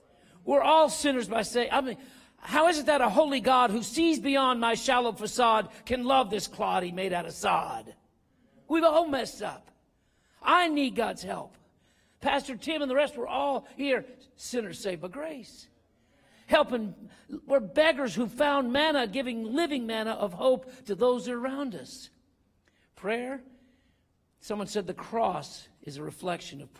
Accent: Eastern Kentucky, United States; moved away; also born or lived in Denver; I was raised in Eastern Kentucky

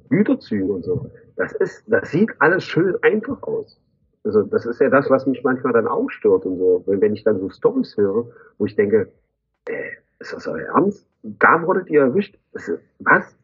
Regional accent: East Germany, Germany; Nein, ich komme aus Ostdeutschland.

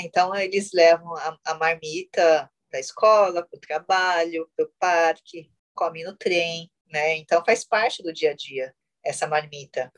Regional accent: Brazil; eu fui criada totalmente na cultura ocidental. Eu sou brasileira, sou brasileira terceira geração

